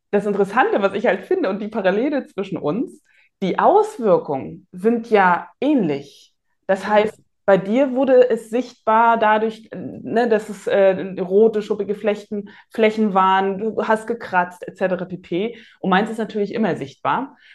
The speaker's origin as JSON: {"language": "German", "town": "Rostock", "region": "Mecklenburg-Vorpommern", "country": "Germany", "tie": "born or raised there", "said": "Bin ja in Rostock geboren und aufgewachsen"}